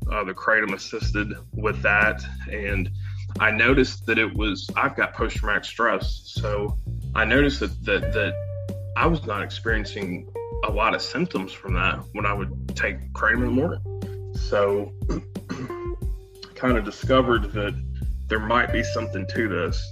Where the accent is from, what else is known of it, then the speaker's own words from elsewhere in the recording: Western Kentucky, United States; also born or lived in St. Louis, Missouri; I was um, born and raised in Western Kentucky, and um, you know grew up here